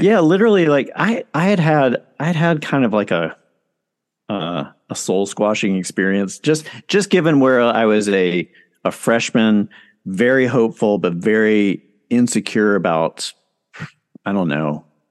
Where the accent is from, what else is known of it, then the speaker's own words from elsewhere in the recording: Charlotte, North Carolina, United States; moved away as an adult; also born or lived in New York City; I grew up in Charlotte, North Carolina.